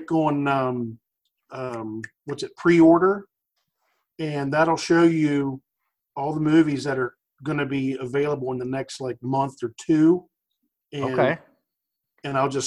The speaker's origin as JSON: {"language": "English", "region": "West Virginia", "country": "United States", "accent": "southern drawl", "moved": "yes", "lives_now": "Maryland, United States", "said": "I'm originally from West Virginia, but I went to college in Maryland and I live in Maryland"}